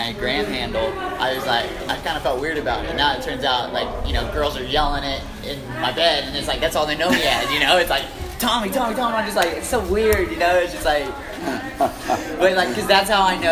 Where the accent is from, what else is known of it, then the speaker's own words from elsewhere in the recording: Wichita, Kansas, United States; moved away; I'm from Hazel, Wichita, Kansas area